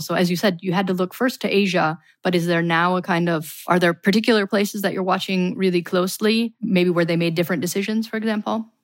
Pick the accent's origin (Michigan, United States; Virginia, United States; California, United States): Michigan, United States; I'm from Michigan, for example, which is one of the harder hit regions in the United States